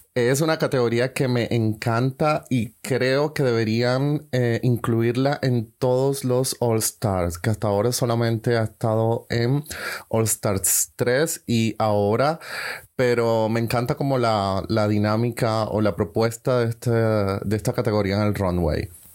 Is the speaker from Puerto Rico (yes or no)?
no; Colombia; now in Germany; soy colombiano, vivo en Alemania